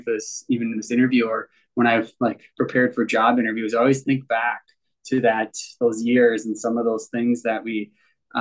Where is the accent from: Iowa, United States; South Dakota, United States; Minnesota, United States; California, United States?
Minnesota, United States; Sleepy Eye; I actually grew up on a family farm down in Sleepy Eye, southern Minnesota, Sleepy Eye, Minnesota, population of like 3,500